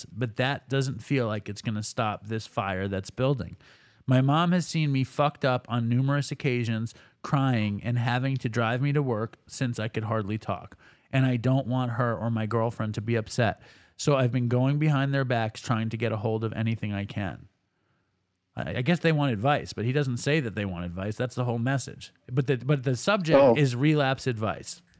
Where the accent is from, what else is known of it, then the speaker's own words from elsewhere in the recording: Baltimore, Maryland, United States; I'm from Baltimore, and a big part of my addiction is the actual copping.